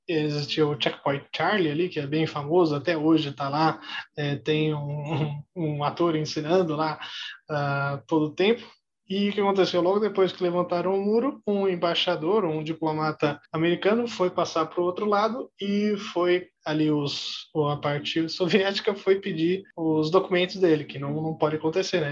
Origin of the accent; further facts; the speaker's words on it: Osasco, São Paulo, Brazil; eu cresci um pouco bem afastado do centro de São Paulo, cresci em Osasco